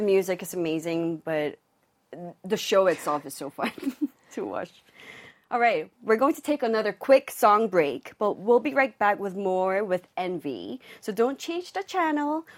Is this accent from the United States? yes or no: no; Hong Kong; moved away; I grew up in Hong Kong.